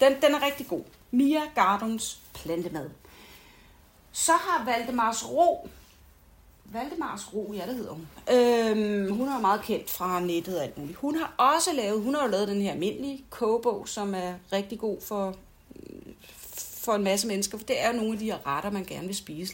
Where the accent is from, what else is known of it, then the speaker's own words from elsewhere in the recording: United States; moved away; nu er jeg jo amerikansk, øh, har været amerikansk statsborger indtil for nylig, og så videre, og så videre. Jeg er fra en amerikansk familie